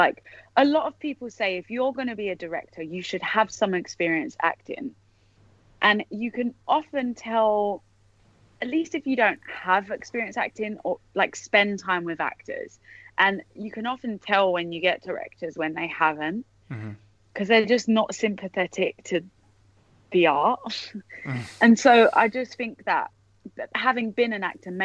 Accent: London, United Kingdom; accent: Cockney; I'm from the East End in London, and uh-huh. I'm quite Cockney and grew up with a Cockney family

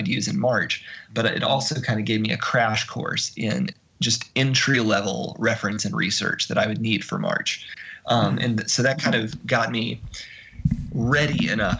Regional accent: Montgomery, Alabama, United States; moved away; also born or lived in Arkansas; being a Southerner and being somebody who spent my elementary school years living in Montgomery, Alabama, my family's all from Mississippi, I'm more broadly from Arkansas.

